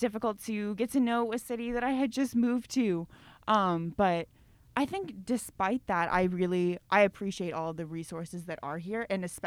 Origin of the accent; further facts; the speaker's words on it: Inez, Texas, United States; moved away as an adult; now in Memphis, United States; Home is a tiny town called Inez, Texas